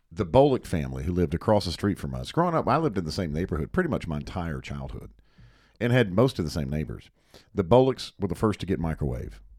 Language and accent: English; Hickory, North Carolina, United States; on the other side of our home, growing up in Hickory